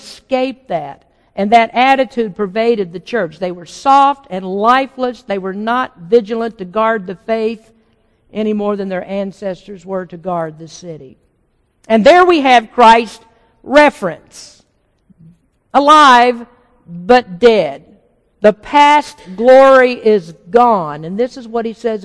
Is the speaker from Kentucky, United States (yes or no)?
yes; Kentucky, United States; moved away; Kentucky is about 60% Baptist. That's where I grew up